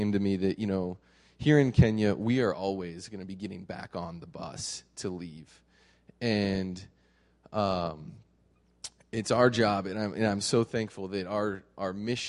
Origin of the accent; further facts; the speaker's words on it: United States; as an American with all of my comforts